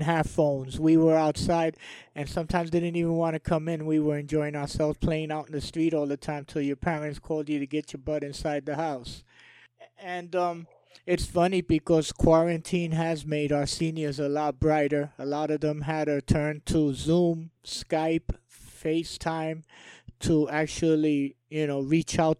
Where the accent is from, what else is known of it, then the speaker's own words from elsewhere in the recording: New York, United States; moved away; I'm born and raised in New York, and I've been down here since 2000.